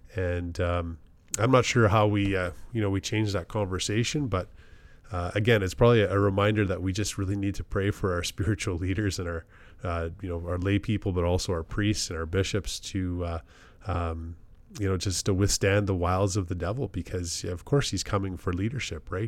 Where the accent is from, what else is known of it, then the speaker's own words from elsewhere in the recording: Canada; as a, as a Canadian and a member of the Commonwealth